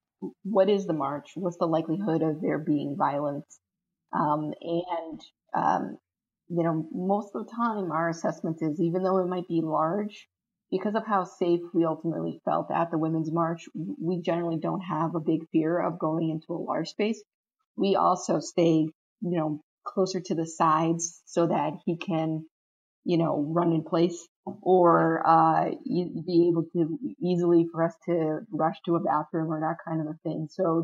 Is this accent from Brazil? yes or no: yes; Brazil; now in United States; My family, we're from Brazil. My parents grew up in a military dictatorship.